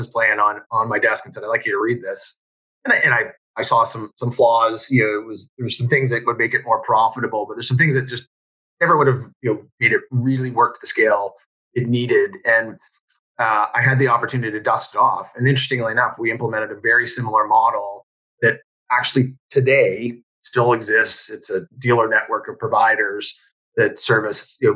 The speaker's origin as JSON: {"language": "English", "country": "Canada", "said": "I was from Canada"}